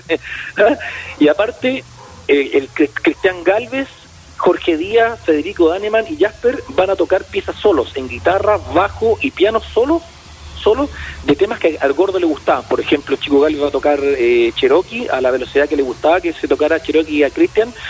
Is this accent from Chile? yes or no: yes; Coquimbo, Chile; la playa Changa, donde nos criamos nosotros en Coquimbo.